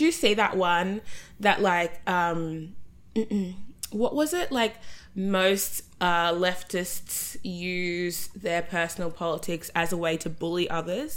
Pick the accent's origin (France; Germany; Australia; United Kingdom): Australia; accent: Australian; I'm the Australian voice